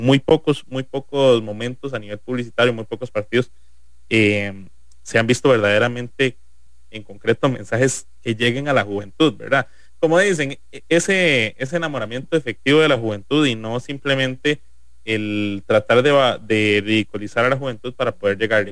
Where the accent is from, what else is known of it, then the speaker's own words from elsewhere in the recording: Cartago, Costa Rica; cédula 3, sino como costarricense en general